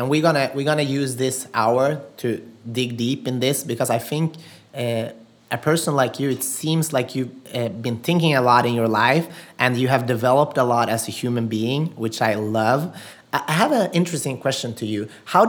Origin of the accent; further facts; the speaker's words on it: Sweden; English is a second language; moved away as an adult; I'm from Sweden. So coming here is being in a new country, talking in a different language